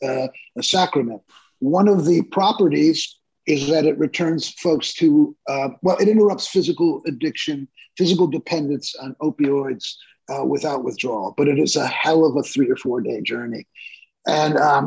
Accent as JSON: {"language": "English", "town": "Detroit", "region": "Michigan", "country": "United States", "tie": "born or raised there", "also_born_or_lived": "New York", "moved": "yes", "said": "I was born and raised in Detroit."}